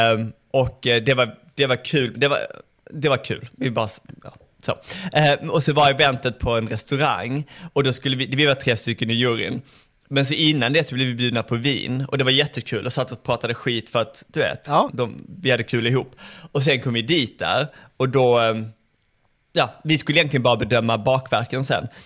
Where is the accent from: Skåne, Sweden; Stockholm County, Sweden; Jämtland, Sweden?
Skåne, Sweden; Malmö; Jag kommer ju från Malmö